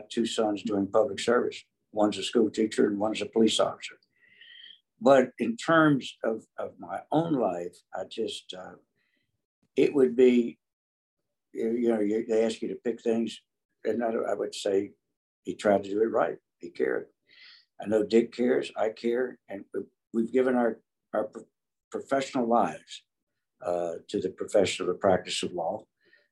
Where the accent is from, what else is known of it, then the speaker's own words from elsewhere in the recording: North Carolina, United States; moved away as an adult; now in Texas, United States; I grew up in North Carolina, and we came to Texas in 72.